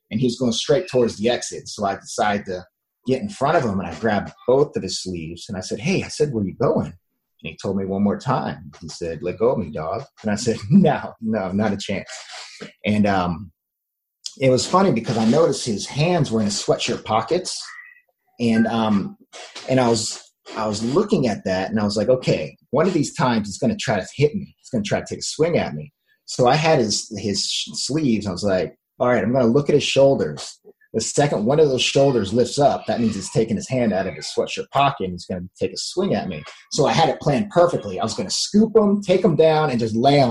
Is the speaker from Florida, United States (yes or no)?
yes; Miami, Florida, United States; moved away as an adult; also born or lived in Jefferson City, Tennessee; I was a sun and beach kid. I was born in Miami, Florida, in the United States, and I was always outside